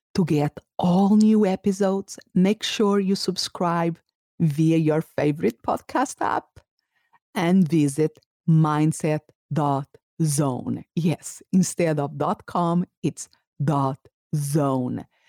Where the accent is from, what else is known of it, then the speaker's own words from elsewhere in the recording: Portugal; English is a second language; moved away as an adult; also born or lived in Salamanca, Spain; now in Phoenix, United States; I moved back to Portugal. That was my, it's my country of origin